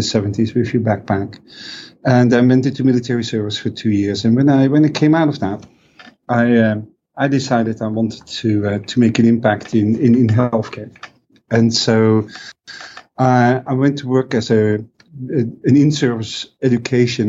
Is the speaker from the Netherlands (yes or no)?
yes; Netherlands; growing up in Europe, or at least in the Netherlands